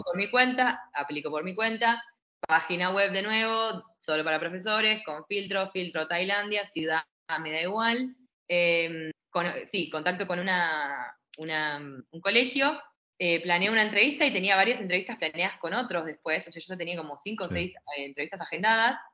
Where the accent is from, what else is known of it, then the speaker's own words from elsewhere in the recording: Argentina; moved away as an adult; also born or lived in Barcelona, Spain / Australia / New Zealand; now in Chiang Mai, Thailand; yo era argentina